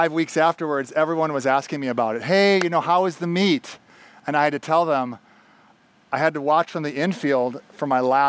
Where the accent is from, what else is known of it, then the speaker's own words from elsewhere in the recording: Minneapolis–Saint Paul, Minnesota, United States; moved away as an adult; also born or lived in Bolivia / Panama; I grew up in the Twin Cities here